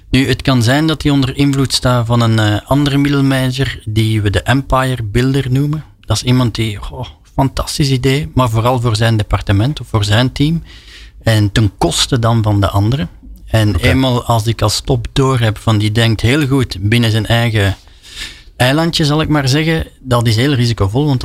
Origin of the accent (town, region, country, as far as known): Belgium